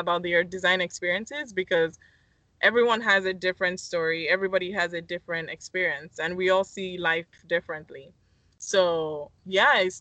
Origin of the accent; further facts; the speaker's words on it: Lagos, Nigeria; moved away as an adult; also born or lived in Miami; now in United States; I'm originally from Lagos, Nigeria.